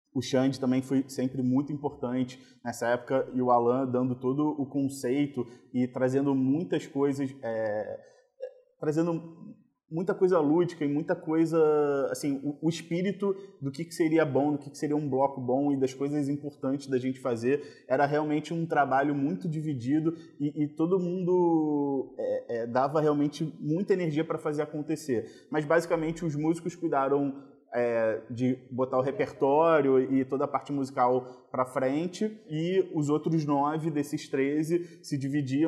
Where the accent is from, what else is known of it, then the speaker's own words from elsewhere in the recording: Rio de Janeiro, Brazil; eu fui criado em Copacabana